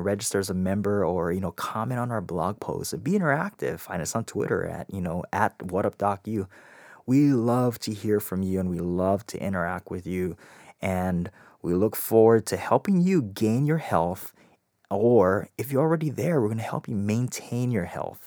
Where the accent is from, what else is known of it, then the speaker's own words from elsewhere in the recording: Hawaii, United States; I grew up in Hawaii